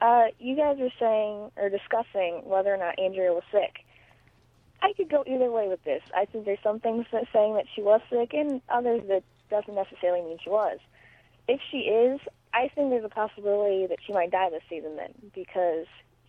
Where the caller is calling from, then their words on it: Ohio, United States; from Ohio, and I was listening to number 84